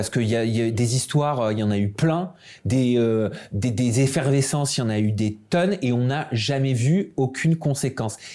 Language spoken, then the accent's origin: French; France; Chez nous en France, tu te fais épingler